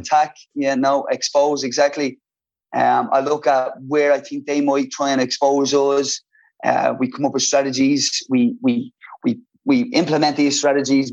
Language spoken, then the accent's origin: English; Dublin, Leinster, Ireland; I loved growing up in Ballymun